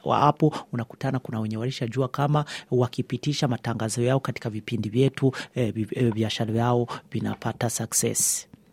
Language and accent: Swahili; Burundi; moved away as an adult; now in Sweden; Mi ni raia wa Sweden lakini natoka Burundi. nishaishi Sweden miaka kumi na moja